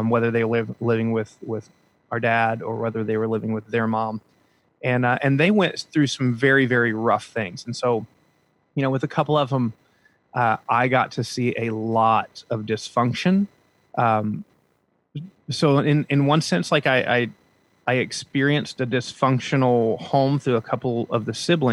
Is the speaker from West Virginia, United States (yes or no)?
yes; Huntington, West Virginia, United States; moved away as an adult; now in South Florida, United States; I grew up though in West Virginia in a town called Huntington, West Virginia